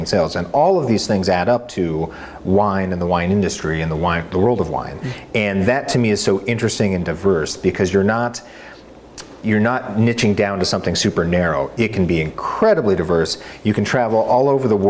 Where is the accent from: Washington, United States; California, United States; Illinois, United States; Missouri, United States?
Washington, United States; Bellingham; moved away as an adult; also born or lived in Oregon; I'm from Northwest Washington, a town called Bellingham.